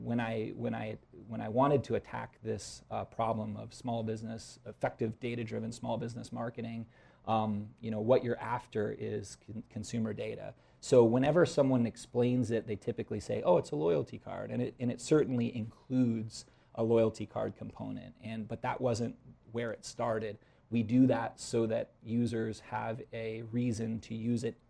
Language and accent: English; Iowa, United States; moved away as an adult; also born or lived in Phoenix, Arizona; I grew up in Iowa, and I moved to Phoenix, Arizona. I was out there for about 12 years